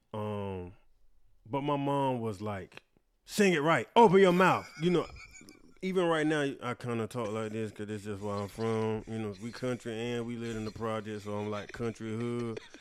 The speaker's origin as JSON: {"language": "English", "town": "Wilson", "region": "North Carolina", "country": "United States", "also_born_or_lived": "New York", "moved": "yes", "said": "I am from Wilson, North Carolina, 252"}